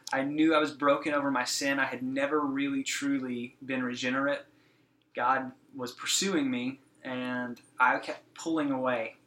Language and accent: English; Texas, United States; I was born and raised here in Texas, um, just down the road from from here in Fort Worth.